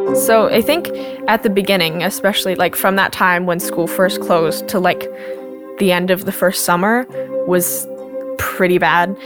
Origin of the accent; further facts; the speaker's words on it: Washougal, Washington, United States; I'm 16 years old and I'm from Washougal, Washington.